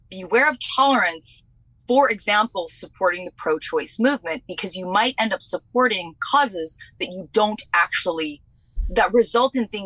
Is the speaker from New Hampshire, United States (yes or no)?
yes; New Hampshire, United States; also born or lived in Vermont; What's even worse is I'm actually from New Hampshire and Vermont, which is like the heart of the feminist movement.